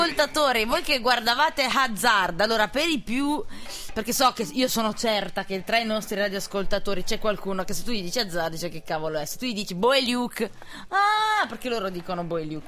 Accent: Naples, Campania, Italy; moved away; io sono napoletana

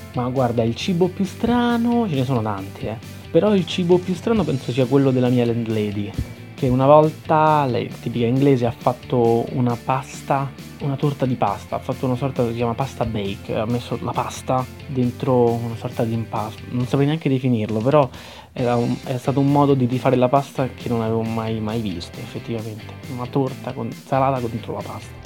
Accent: Rome, Lazio, Italy; moved away as an adult; now in Bath, United Kingdom; vengo da Roma

